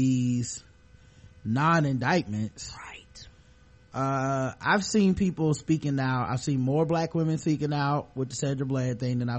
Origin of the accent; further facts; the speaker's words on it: United States; I'm American, I'm a black, and I'm a woman.